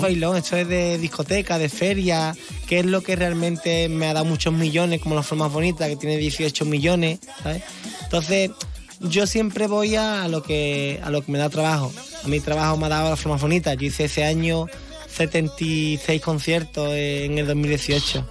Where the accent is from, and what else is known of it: San Fernando, Andalusia, Spain